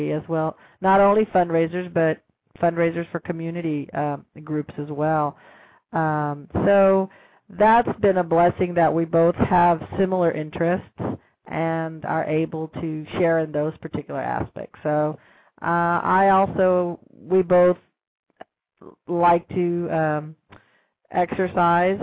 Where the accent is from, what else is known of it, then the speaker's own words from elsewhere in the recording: Austin, Texas, United States; I'll be here in my hometown